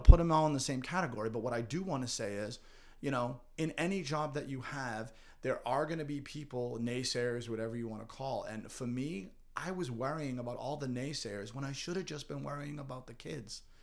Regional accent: North Andover, Massachusetts, United States; growing up in North Andover

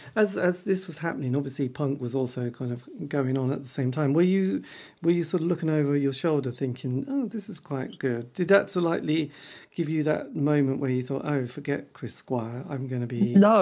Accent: East Anglia, East of England, United Kingdom; because I come from the East Anglian region

